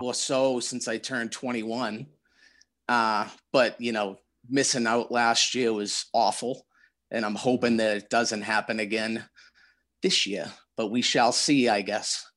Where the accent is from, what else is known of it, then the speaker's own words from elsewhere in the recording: Randolph, Massachusetts, United States; moved away as an adult; now in Quincy, United States; I grew up in Randolph.